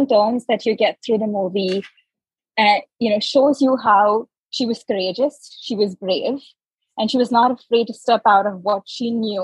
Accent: Mumbai, Maharashtra, India; moved away as an adult; now in United States; I come from Mumbai, India. I've grown up with spice

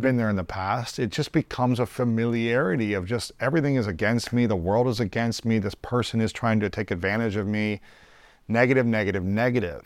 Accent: United States; growing up in America

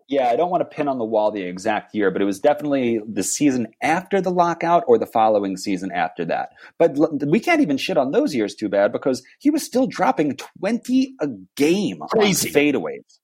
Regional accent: New York, United States; moved away; back in my New York days when I was growing up in New York

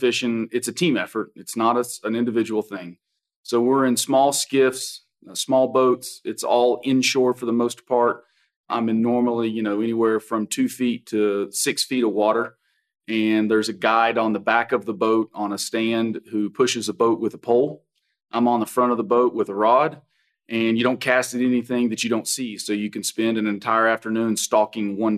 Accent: Kingsport, Tennessee, United States; moved away; also born or lived in Texas; I'm originally from Kingsport, Tennessee.

